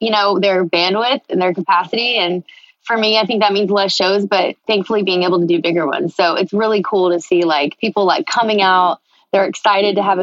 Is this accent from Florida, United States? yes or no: no; Texas, United States; I grew up in Texas. What comes out of my mouth always leans country